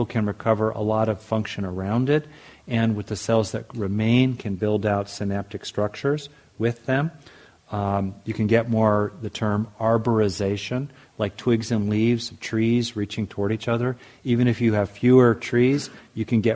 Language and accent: English; United States; as an American